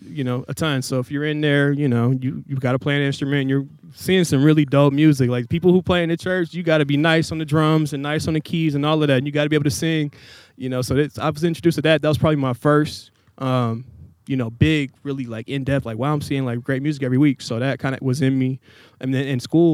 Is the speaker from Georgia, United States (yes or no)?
no; Portland, Oregon, United States; also born or lived in Tacoma, Washington / Tualatin, Oregon; I claim Portland. I was born here. My dad got a job. We moved up to Tacoma in like 98. So I was up there until middle school. Came back here like 03, 04, I believe.